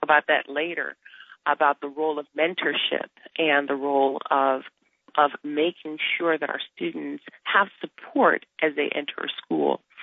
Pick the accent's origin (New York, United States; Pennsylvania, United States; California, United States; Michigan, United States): Michigan, United States; Detroit; I grew up in Detroit, and our parents made sure we went to the best institutions, the best schools in Detroit